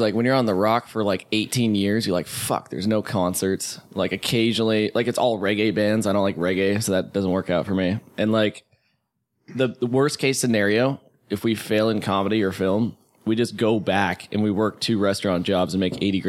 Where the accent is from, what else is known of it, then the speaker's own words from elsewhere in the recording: Hawaii, United States; moved away as an adult; also born or lived in Santa Barbara; now in the Valley, United States; I was born and raised in Hawaii. I went to Santa Barbara for school for 4 years and then I moved down here to the Valley